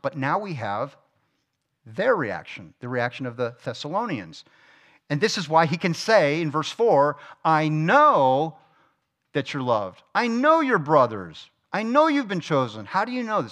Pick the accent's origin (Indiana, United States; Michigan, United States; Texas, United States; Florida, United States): Florida, United States; South; moved away; I'm from South Florida